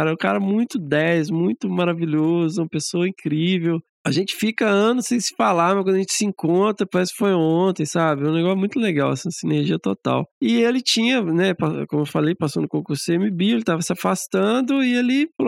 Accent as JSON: {"language": "Portuguese", "region": "Minas Gerais", "country": "Brazil", "said": "Como que eu sou mineiro, agonia, né?"}